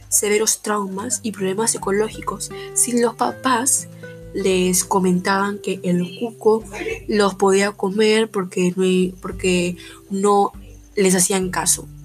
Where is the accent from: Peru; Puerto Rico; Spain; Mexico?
Peru